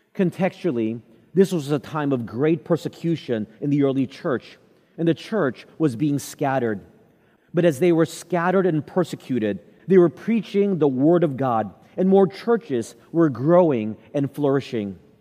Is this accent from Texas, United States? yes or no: yes; Texas, United States; Growing up in Texas